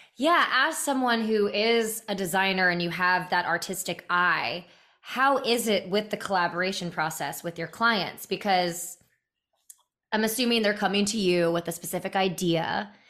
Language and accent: English; Raleigh, North Carolina, United States; I'm from North Carolina, I'm from Raleigh